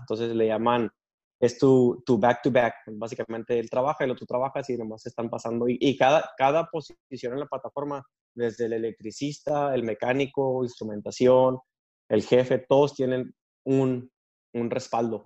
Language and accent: Spanish; Delicias, Chihuahua, Mexico; moved away as an adult; now in United States; nací en Chihuahua, Chihuahua y crecí en Delicias, Chihuahua